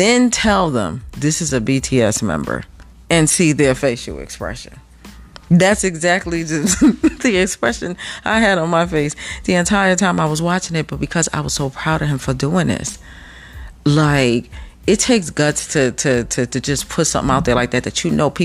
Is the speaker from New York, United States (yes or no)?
yes; New York, United States; moved away as an adult; I'm from New York